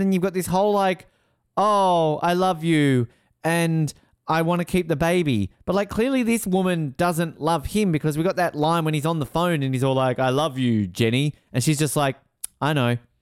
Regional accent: Australia; I am Australian

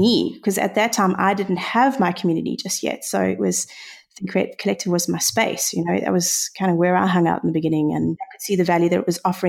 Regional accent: South Africa; accent: South African; being a South African, I don't know if that's quite obvious by my accent, but being here in South Africa

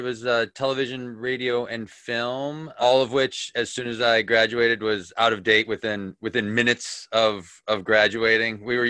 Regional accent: Holyoke, Massachusetts, United States; moved away as an adult; also born or lived in Chicago; I grew up in Holyoke, Massachusetts, the great state of Massachusetts. Kind of a old mill town in Western Mass. Yeah, lived there until college, and then after college moved to Chicago. But yeah, grew up in New England.

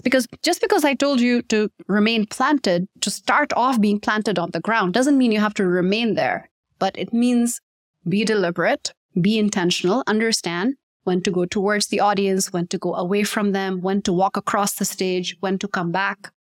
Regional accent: Pakistan; the term native speaker is always very confusing for Pakistanis because we do grow up speaking in English.

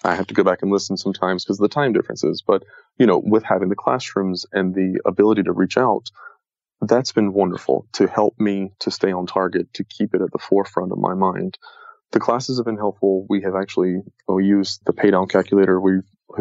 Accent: the South, United States; moved away as an adult; I grew up in the South

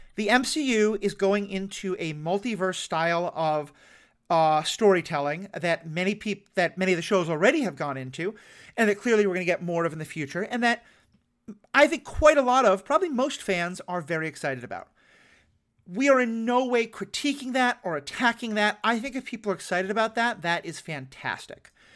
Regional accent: New York, United States; I'm from New York

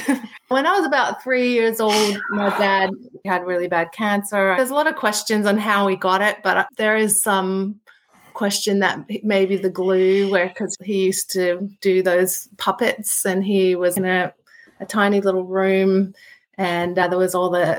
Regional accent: Philippines; also born or lived in Australia; I was born originally here in Australia, and when I was about 1, we moved to the Philippines.

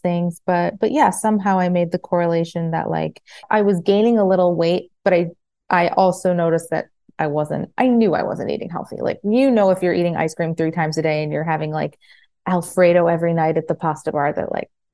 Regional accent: Farmington, Michigan, United States; moved away as an adult; also born or lived in New Jersey; now in Florida, United States; I grew up in Michigan in like right outside Detroit in Farmington, and grew up there. I was born in New Jersey, was raised in Michigan

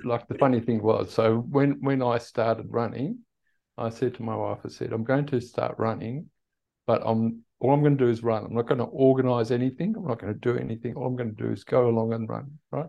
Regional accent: Perth, Western Australia, Australia; also born or lived in Netherlands / Tasmania, Australia; I was born in Holland Mm-hmm. And we migrated to Australia in 1968 when I was eight years old

